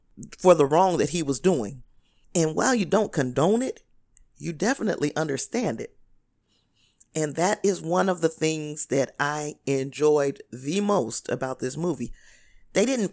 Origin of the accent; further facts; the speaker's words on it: Gary, Indiana, United States; moved away as an adult; I grew up in Gary, Indiana, and the neighborhood that I lived in from the time I was 3 years old until adulthood